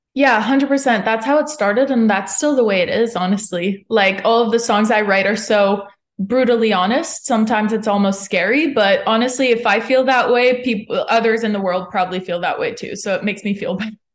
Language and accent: English; Montreal, Quebec, Canada; moved away as an adult; now in Nashville, United States; I'm from Montreal